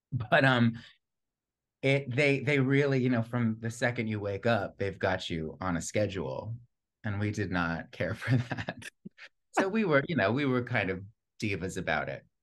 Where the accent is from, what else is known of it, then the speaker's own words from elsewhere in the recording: Plantation, Florida, United States; also born or lived in Long Island, New York; I spent the bulk of my childhood in, in, in plantation Florida